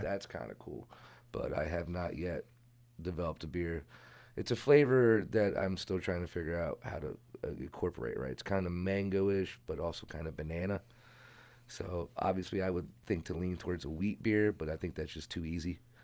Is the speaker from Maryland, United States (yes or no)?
yes; Sykesville, Maryland, United States; moved away as an adult; I'm originally from Carroll County. I grew up in Sykesville, went to South Carroll High School